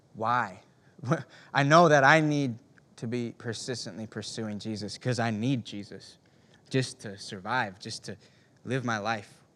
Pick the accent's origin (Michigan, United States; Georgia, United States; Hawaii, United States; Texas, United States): Michigan, United States; Ishpeming; I grew up in Ishpeming, Michigan. It's a small town in the Upper Peninsula